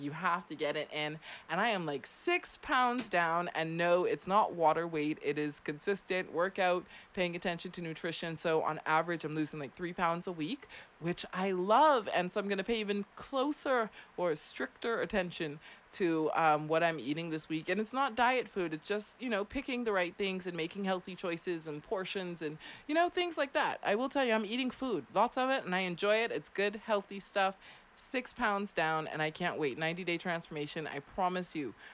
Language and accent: English; Clearwater, Florida, United States; also born or lived in Germany; I grew up in Clearwater, Florida